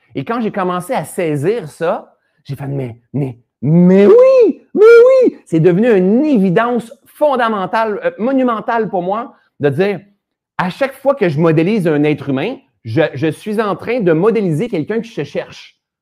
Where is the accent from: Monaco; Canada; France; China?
Canada; Sherbrooke, Quebec; now in Laurentides, Canada; Sherbrooke, c'est ma ville natale en plus